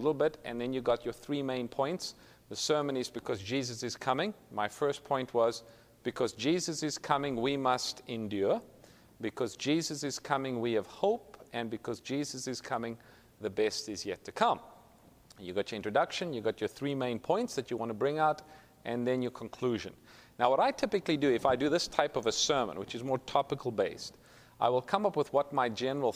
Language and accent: English; South Africa; moved away as an adult; now in Sacramento, United States; Originally, I'm from South Africa, so if you pick up a little bit of an accent, that's what it is